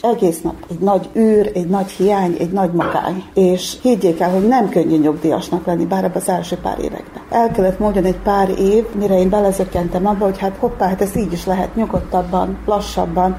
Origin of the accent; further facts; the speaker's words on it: Muzslya, Vojvodina, Serbia; Nem vagyok muzslai születésű, de gyermekkorom óta itt élek mozlán